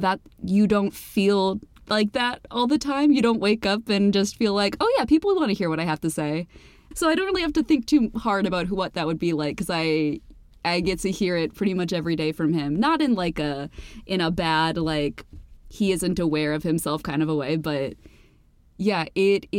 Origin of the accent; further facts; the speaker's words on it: Midwest, United States; we're both from the Midwest, we're both from, like, pretty Christian suburban areas